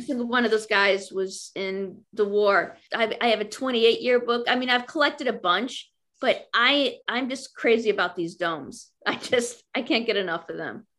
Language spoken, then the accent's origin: English; Chicago, Illinois, United States; I grew up in Chicago